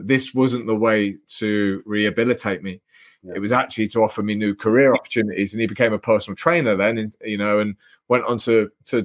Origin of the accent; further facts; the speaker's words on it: England, United Kingdom; I was lucky to be born into a good family in England